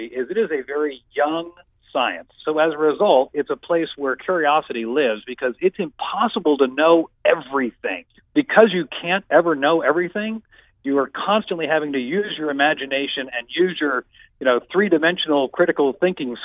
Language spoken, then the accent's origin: English; outside of Atlanta, Georgia, United States; moved away as an adult; also born or lived in Oklahoma; I was growing up outside of Atlanta